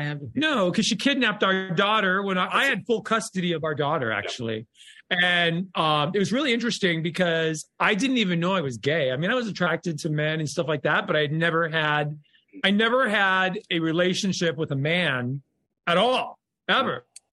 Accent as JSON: {"language": "English", "region": "California", "country": "United States", "said": "Orange County. Yeah, Orange County."}